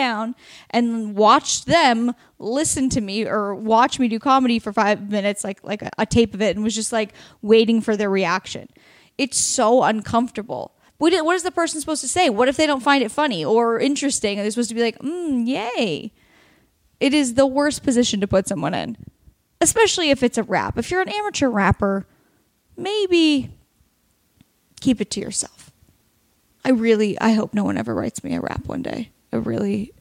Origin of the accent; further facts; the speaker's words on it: Oregon, United States; my home state of Oregon